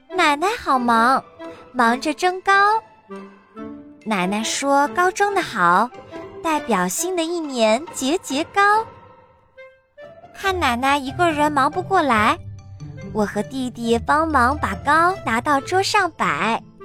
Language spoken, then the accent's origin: Chinese; China; 今天是大年三十儿，除夕夜，是我们中国人最重要的节日。